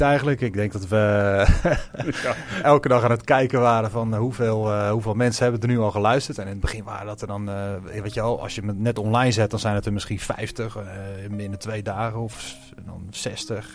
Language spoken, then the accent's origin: Dutch; Leiden, South Holland, Netherlands; we komen uit Leiden